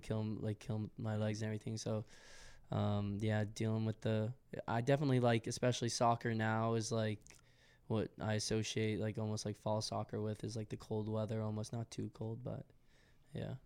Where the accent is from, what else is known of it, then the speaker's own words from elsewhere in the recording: Westwood, Massachusetts, United States; moved away as an adult; now in Philadelphia, United States; I'm from Westwood, Massachusetts.